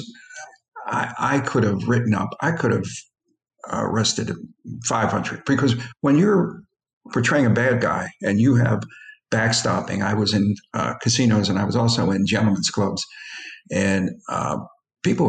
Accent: Philadelphia, Pennsylvania, United States; I grew up among Italians in South Philly

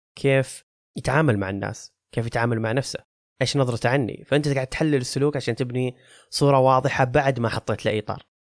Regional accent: Saudi Arabia; عننا كسعوديين

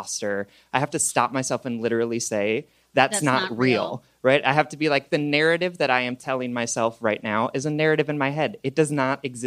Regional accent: Wisconsin, United States; Wisconsin, which is my home state

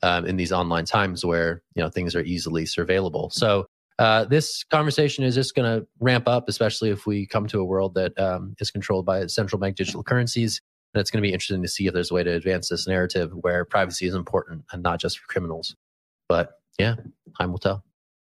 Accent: California, United States; born there; So as a Californian by birth, I'm all in.

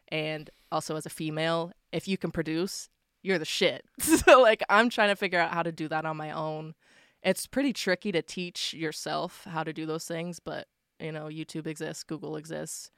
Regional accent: Waverley, Nova Scotia, Canada; I grew up in Waverly

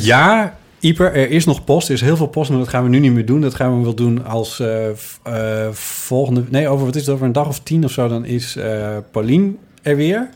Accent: Friesland, Netherlands; ik ben geboren in Friesland

